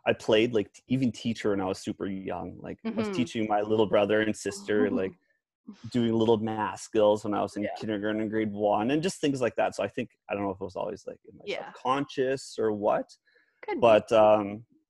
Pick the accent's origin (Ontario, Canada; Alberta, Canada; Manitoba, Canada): Alberta, Canada; Grimshaw; moved away as an adult; I'm originally from Grimshaw, Alberta, proud Grimshaw boy